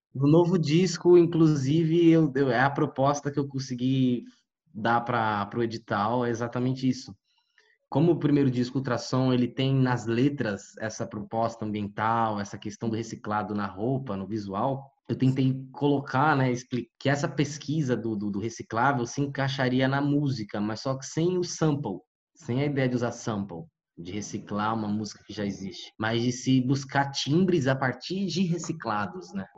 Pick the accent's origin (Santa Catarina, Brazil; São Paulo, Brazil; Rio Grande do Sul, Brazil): São Paulo, Brazil; Guarulhos; Eu cresci, nasci e cresci em Guarulhos